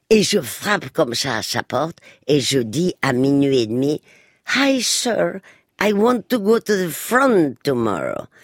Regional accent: Spain; moved away; moi qui ai passé mon enfance en Espagne

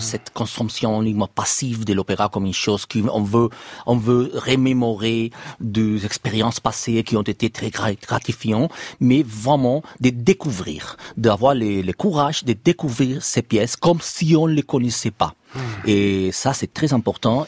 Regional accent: Barcelona, Catalonia, Spain; French is a second language; now in Madrid, Spain; je suis de Barcelone, je suis catalan, je travaille à Madrid

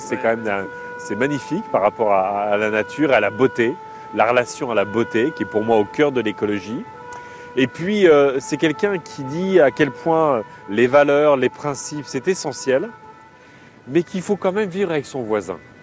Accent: Picardy, Hauts-de-France, France; moved away as an adult; also born or lived in Burkina Faso; Moi, je viens de la Picardie

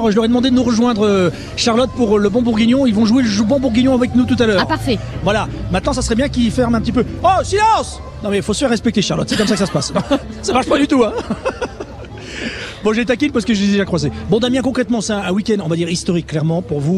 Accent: Liège, Wallonia, Belgium; Belgique, Liège.

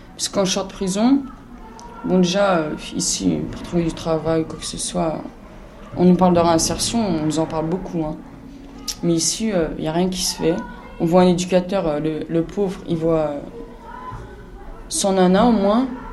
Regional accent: Bobigny, Île-de-France, France; Chez moi, à Bobigny.

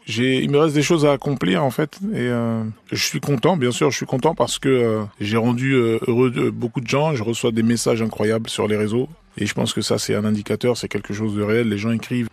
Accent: France; also born or lived in Congo; Je suis venu, j'avais deux ans et demi. Mes plus vieux souvenirs, c'est la France, c'est la maternelle

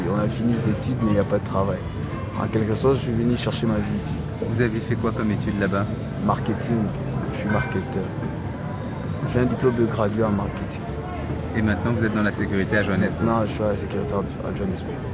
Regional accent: Kinshasa, DR Congo; moved away; je viens du Congo, Congo, euh, République du Congo, Kinshasa.

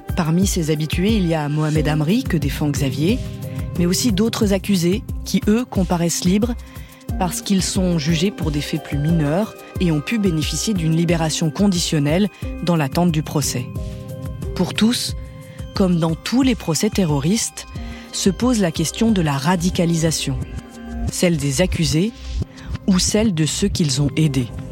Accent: Brussels, Brussels-Capital Region, Belgium; moved away; Bruxelles, c'est ma ville natale, c'est là où j'ai grandi

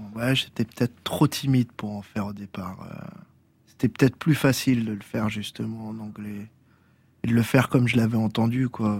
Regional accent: Tours, Centre-Val de Loire, France; le quartier des arts, là où j'ai grandi, qui est un quartier populaire à hein Tours, dans le Vieux Tours

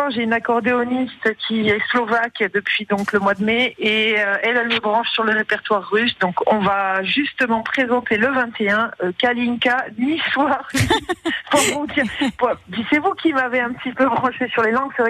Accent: Morocco; born there; moi, je suis née au Maroc

